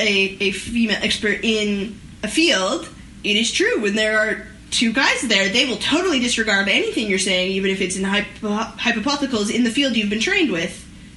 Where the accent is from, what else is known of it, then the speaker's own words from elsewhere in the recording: Canada; as a Canadian